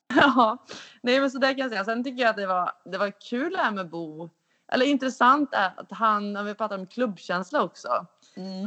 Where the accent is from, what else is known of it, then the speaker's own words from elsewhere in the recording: Karlstad, Värmland, Sweden; moved away; jag är ju hemma i Karlstad